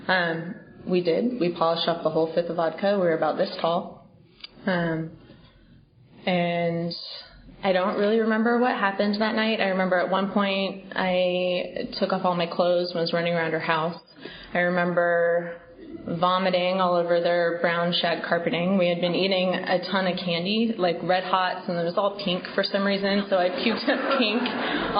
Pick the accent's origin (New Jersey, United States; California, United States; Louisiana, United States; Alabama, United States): California, United States; Bay Area; now in New York, United States; I grew up in California, in the Bay Area.